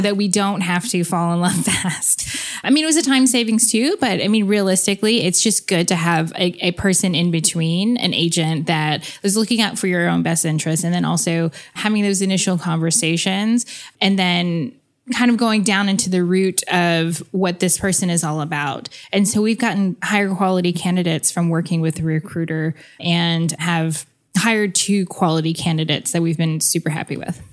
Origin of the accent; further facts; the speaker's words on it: United States; being half American